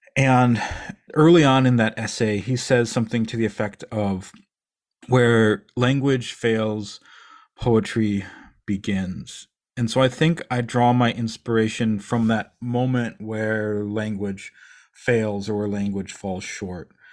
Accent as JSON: {"language": "English", "town": "Eau Claire", "region": "Wisconsin", "country": "United States", "tie": "born or raised there", "said": "I grew up in Eau Claire, Wisconsin."}